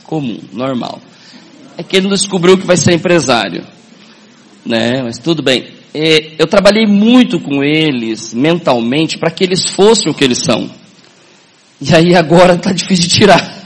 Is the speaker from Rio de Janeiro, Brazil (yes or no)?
no; Paranavaí, Paraná, Brazil; sou do norte do Paraná, Paranavaí. Quem conhece Paranavaí aqui? Conhece? Sou lá do norte do Paraná. Nasci lá em 64